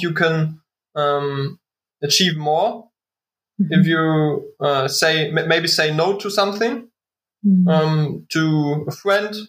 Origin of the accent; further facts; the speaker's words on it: Waren, Mecklenburg-Vorpommern, Germany; English is a second language; now in Berlin, Germany; love from Waren, Müritz, my hometown.